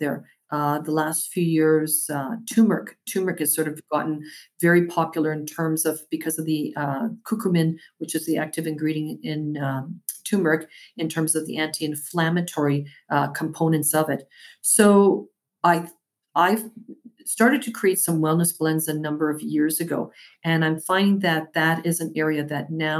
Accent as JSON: {"language": "English", "town": "Winnipeg", "region": "Manitoba", "country": "Canada", "tie": "born or raised there", "moved": "yes", "lives_now": "Toronto, Canada", "said": "My hometown."}